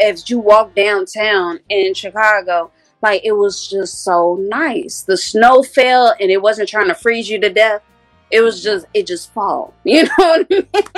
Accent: Nigeria; As far as my Nigerian community, I hope and pray and wish and everything that I can in my power to bring something to that culture.

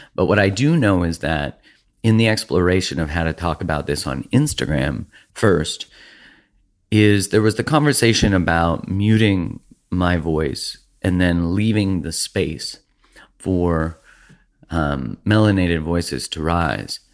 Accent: Canada; being a Canadian

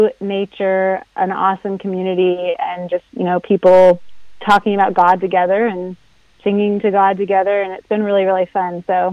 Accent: New Hampshire, United States; I grew up in New Hampshire

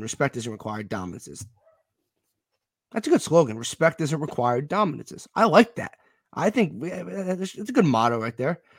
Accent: Westchester, New York, United States; also born or lived in Rhode Island; I'm from New, Westchester, New York

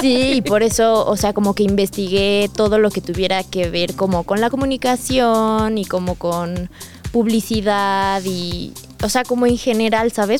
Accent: State of Mexico, Mexico; moved away as an adult; now in Mexico City, Mexico; viví dos años y, o sea, prácticamente toda mi vida la viví en el Estado de México

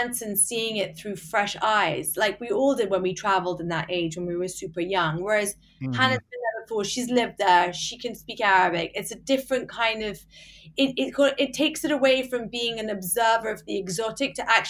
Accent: England, United Kingdom; moved away as an adult; also born or lived in United States; now in London, United Kingdom; we're both English

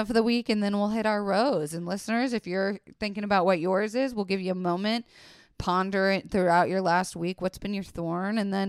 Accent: Florida, United States; It's okay, I grew up in Florida.

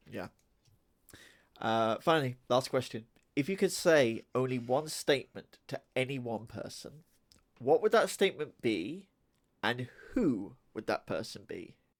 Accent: United Kingdom; we do like our swears over here.

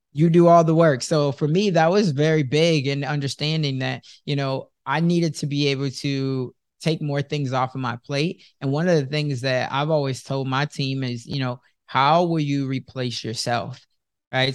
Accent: Chicago, Illinois, United States; moved away as an adult; also born or lived in Sioux City, Iowa; I was born and raised in Chicago, but now at this time I'm living in Sioux City

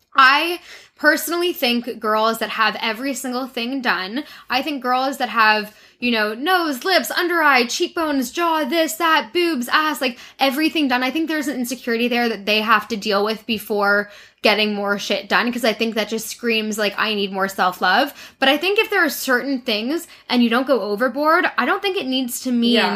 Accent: Toronto, Ontario, Canada; I grew up in Toronto, in Canada.

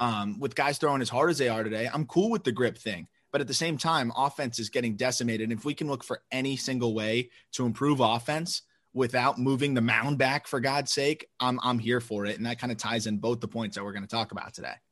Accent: Florida, United States; I'm from Florida

